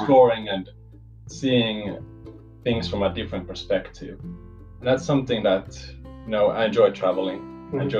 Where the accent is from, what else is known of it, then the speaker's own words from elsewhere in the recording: Helsinki, Uusimaa, Finland; I'm from Helsinki